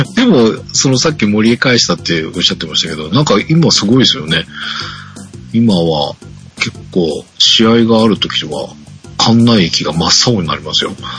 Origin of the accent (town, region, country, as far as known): Yokohama, Kanagawa, Japan